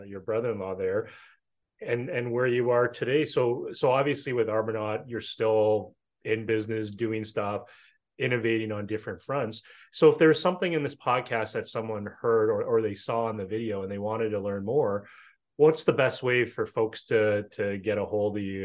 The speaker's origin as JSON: {"language": "English", "country": "Canada", "said": "I'm Canadian"}